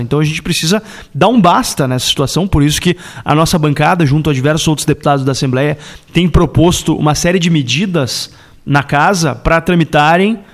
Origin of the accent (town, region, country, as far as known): Porto Alegre, Rio Grande do Sul, Brazil; born or raised there